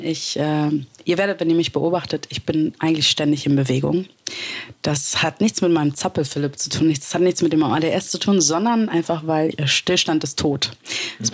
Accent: Berlin, Germany; Ich bin Berlinerin. Ich bin hier geboren und aufgewachsen.

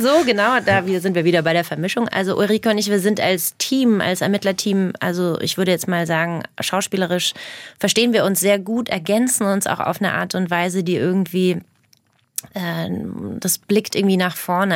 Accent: Herzogenaurach, Bavaria, Germany; accent: Franconian; moved away; also born or lived in Berlin; meinen eigenen Dialekt Fränkisch

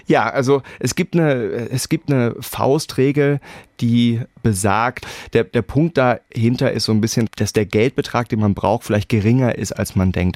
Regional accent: Hamburg, Germany; moved away as an adult; also born or lived in Berlin, Germany; now in Edinburgh, United Kingdom; meine Frau und ich, wir sind beide Hamburger

